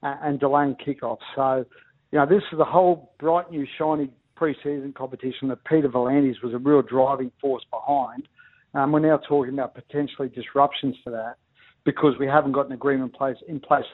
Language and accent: English; Ipswich, Queensland, Australia; I grew up in Ipswich